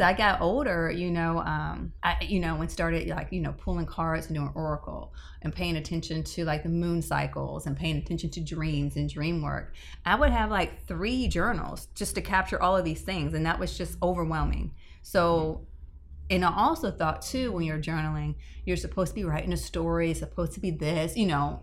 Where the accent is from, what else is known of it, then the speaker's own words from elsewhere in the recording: Tampa, Florida, United States; I'm born and raised in Tampa